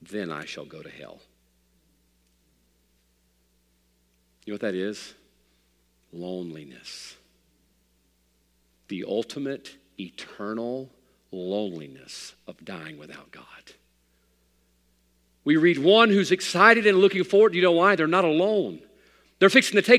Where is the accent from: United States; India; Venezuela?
United States; I'm an American man